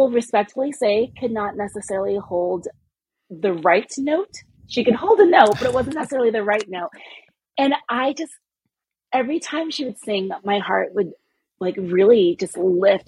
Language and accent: English; California, United States; I'm Nigerian American. My parents were born and raised in Nigeria, and I was born and raised in California